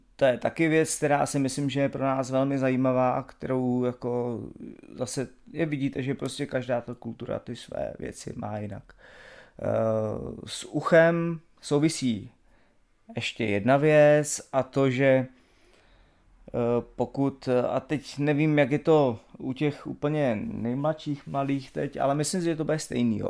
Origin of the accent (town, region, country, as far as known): Czechia